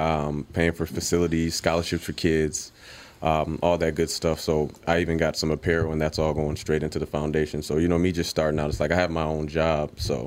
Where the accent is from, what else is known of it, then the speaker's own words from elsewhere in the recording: Saint Paul, Minnesota, United States; So I already just kind of knew who I was growing up in St. Paul.